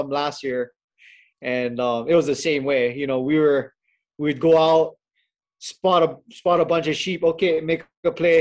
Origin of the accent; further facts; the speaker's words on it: Hawaii, United States; born and raised in Hawaii